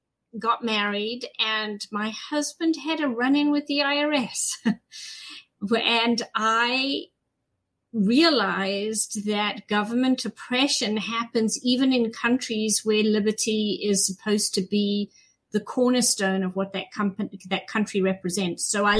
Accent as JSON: {"language": "English", "country": "South Africa", "tie": "born or raised there", "also_born_or_lived": "Zimbabwe / Los Angeles", "moved": "as an adult", "lives_now": "New Jersey, United States", "said": "You can tell by my accent, I wasn't born here. So I was born in what is now Zimbabwe, and then I was raised mostly in South Africa."}